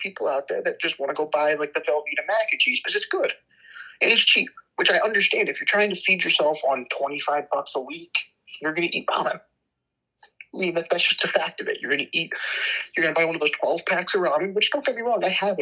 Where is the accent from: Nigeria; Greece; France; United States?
United States; as an American